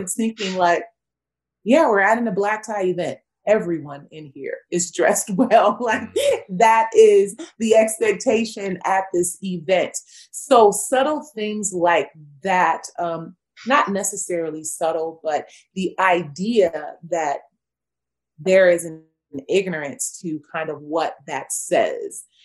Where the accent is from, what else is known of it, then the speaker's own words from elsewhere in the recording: Los Angeles, California, United States; moved away as an adult; also born or lived in Virginia; I'm born and raised in Los Angeles, California.